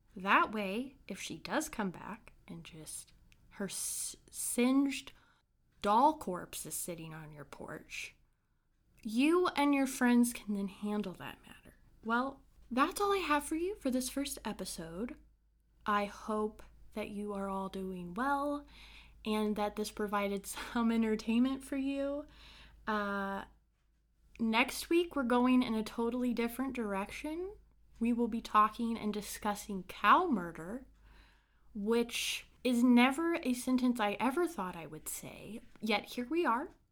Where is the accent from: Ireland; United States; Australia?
United States; Brown County, Indiana; I grew up in a small town in Indiana called Brown County.